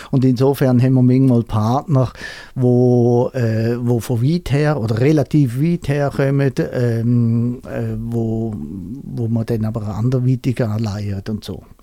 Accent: Eastern Switzerland, Switzerland; Ich komme äh, aus der Ostschweiz. Ich kann eigentlich auch Schweizerdeutsch reden

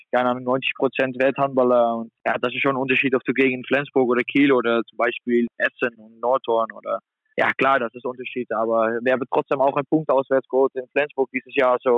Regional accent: Netherlands; now in Germany; Hamburg ist auch nur zweieinhalb Stunden weg von meiner Heimat in Holland.

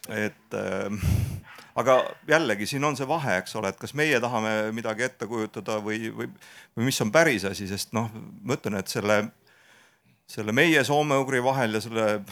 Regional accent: Estonia; meie kui eestlased

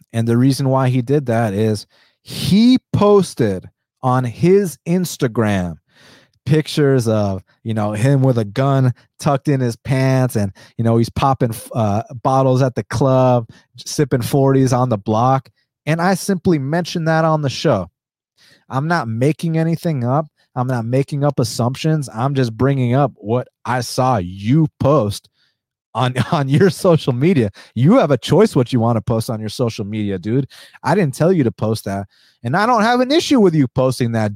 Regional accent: United States; first language Spanish; English is a second language; I'm a first generation American

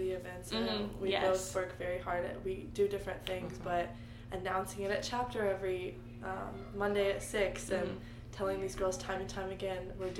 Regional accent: Nashville, Tennessee, United States; moved away as an adult; now in Oxford, United States; I am also from Nashville, Tennessee, but I claim the southern part of Nashville.

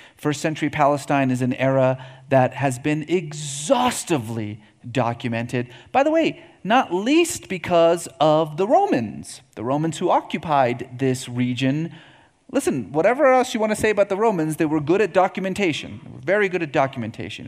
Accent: Iran; I was born in Iran

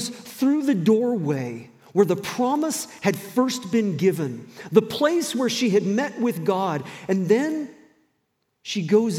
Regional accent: the South, United States; also born or lived in New Brunswick, Canada / Roanoke, Virginia; now in Moncton, Canada; I spent a lot of my growing up years in the southern states.

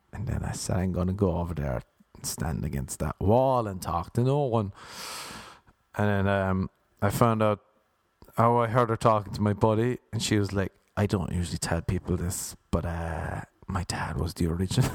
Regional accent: Ireland; now in United States; I'm Irish

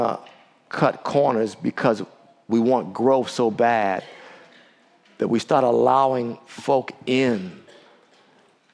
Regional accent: Washington, District of Columbia, United States; the D.C. area, my hometown

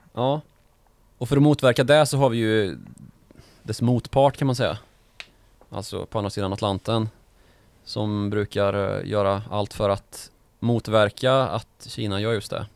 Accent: Karlstad, Värmland, Sweden; Min hemstad Karlstad

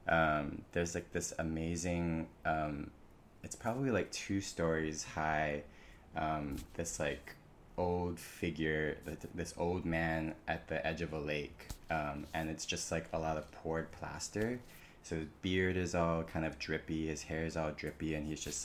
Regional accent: Oahu, Hawaii, United States; moved away as an adult; also born or lived in California; So I was born and raised there on Oahu and came to California for college

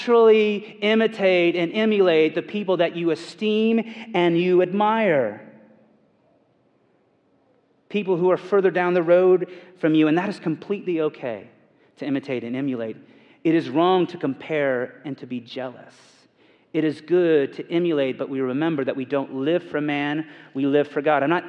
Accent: Indiana, United States; I'm from Indiana

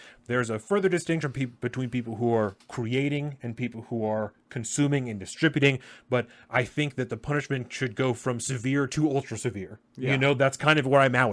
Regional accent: United States; as an American, as a parent, as a human being

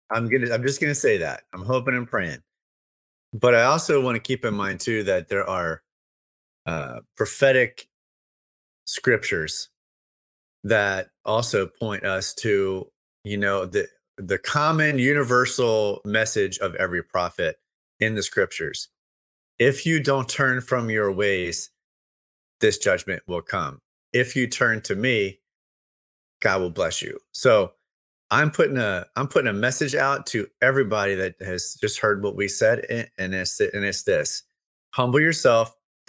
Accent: Louisiana, United States; I'm from Louisiana.

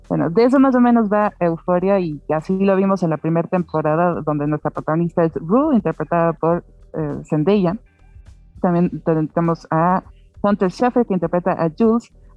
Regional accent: Mexico; como mexicana

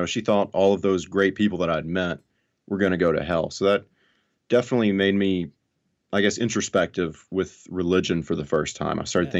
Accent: Alabama, United States; So I grew up in North Alabama in a very fundamental conservative family.

